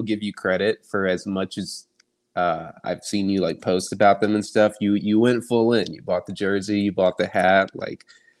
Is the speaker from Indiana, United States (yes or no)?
yes; Indianapolis, Indiana, United States; Of course, I'm from Indy